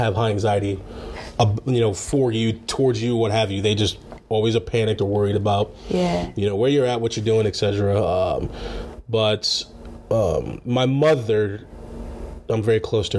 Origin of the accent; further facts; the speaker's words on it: Missouri, United States; moved away; also born or lived in McPherson, Kansas / Wisconsin; I was born in McPherson, Kansas, okay. But I moved when I was 2 to Missouri.